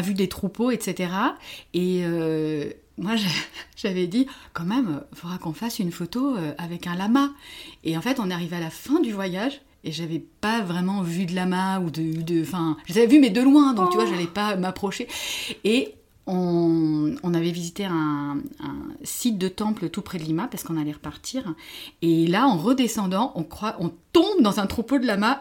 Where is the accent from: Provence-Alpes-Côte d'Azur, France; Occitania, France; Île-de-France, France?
Île-de-France, France; Paris; je viens de Paris, je suis française